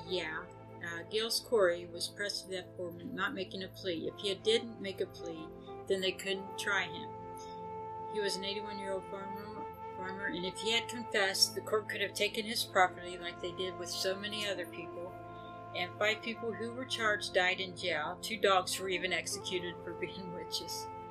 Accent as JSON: {"language": "English", "country": "United States", "said": "we're American"}